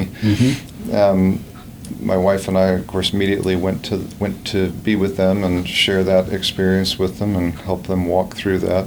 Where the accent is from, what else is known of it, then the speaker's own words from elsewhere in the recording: Virginia, United States; moved away as an adult; now in Gainesville, United States; I grew up in Virginia and in a Christian home